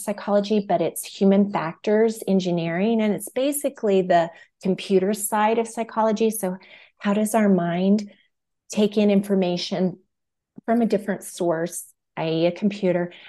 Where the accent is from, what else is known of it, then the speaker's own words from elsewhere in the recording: New Mexico, United States; moved away as an adult; now in Colorado, United States; I'm from New Mexico, and I was actually born just outside of the Navajo Reservation